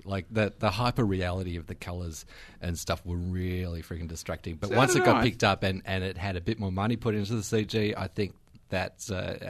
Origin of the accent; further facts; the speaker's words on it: Queensland, Australia; also born or lived in United Kingdom; I grew up in Queensland, so born in the UK.